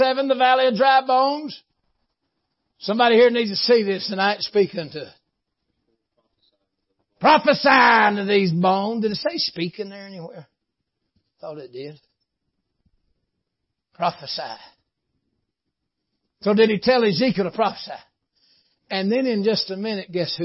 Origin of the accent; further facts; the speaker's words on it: Tunnel Hill, Georgia, United States; We're both from Tunnel Hill